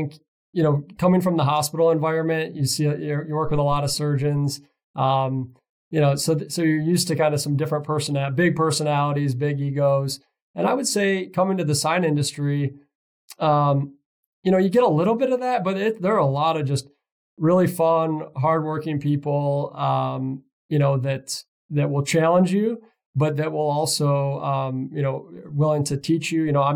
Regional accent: Michigan, United States; I'm from Michigan originally

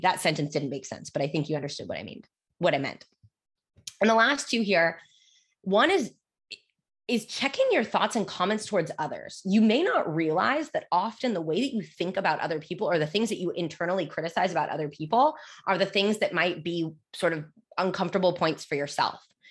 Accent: United States; I was born and raised in the United States

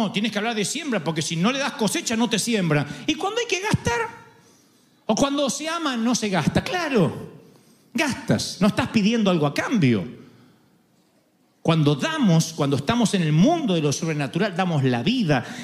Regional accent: Argentina; Sé que soy argentino e insoportable, pero no típico.

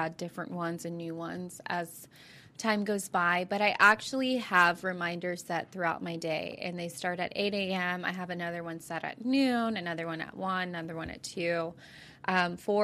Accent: Carrollton, Texas, United States; also born or lived in Fort Worth, Texas; I'm from Carrollton, Texas

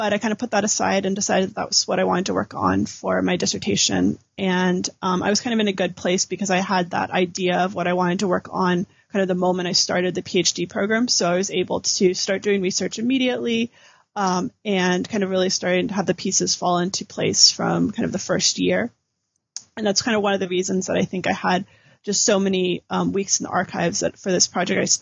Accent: California, United States; moved away as an adult; also born or lived in Virginia / St. Louis; I'm originally from California

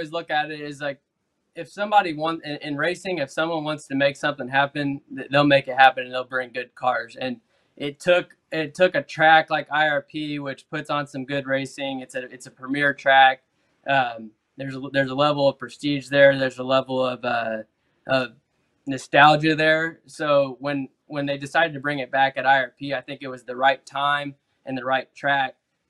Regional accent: Central Indiana, United States; we both grew up in Central Indiana.

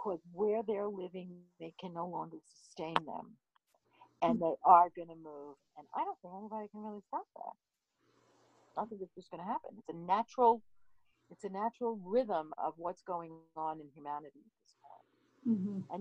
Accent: New York City, New York, United States; I grew up in New York City

